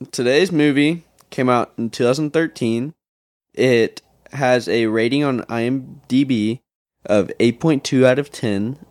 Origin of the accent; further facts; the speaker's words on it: Oklahoma, United States; I'm from Oklahoma